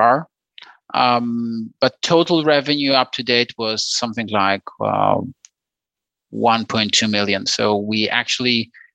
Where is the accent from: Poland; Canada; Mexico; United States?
Poland; We are from Poland